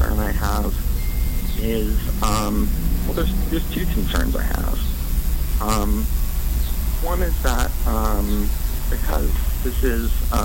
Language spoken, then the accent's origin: English; Albuquerque, New Mexico, United States; moved away as an adult; also born or lived in Seattle / Florida; now in Wyoming, United States; I grew up in Albuquerque, New Mexico